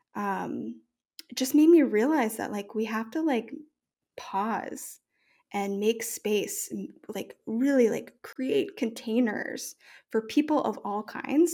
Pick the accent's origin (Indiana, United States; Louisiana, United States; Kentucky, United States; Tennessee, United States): Louisiana, United States; New Orleans; moved away as an adult; also born or lived in New York; I grew up in New Orleans